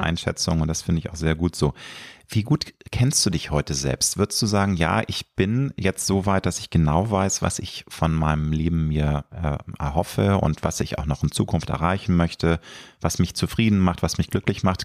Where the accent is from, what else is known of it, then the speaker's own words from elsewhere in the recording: Hamburg, Germany; weil ich bin ja ein Hamburger ähm, nicht waschecht